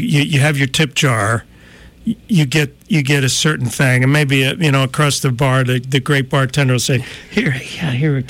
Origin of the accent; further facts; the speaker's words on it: New Jersey, United States; moved away; I'm from New Jersey